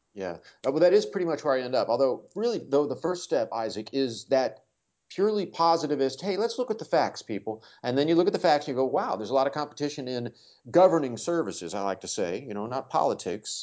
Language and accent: English; Kansas City, United States; I grew up around the Kansas City area.